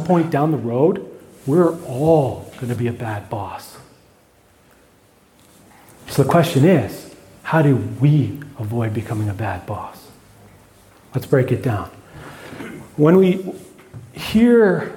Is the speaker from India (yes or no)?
no; Canada; by being Canadian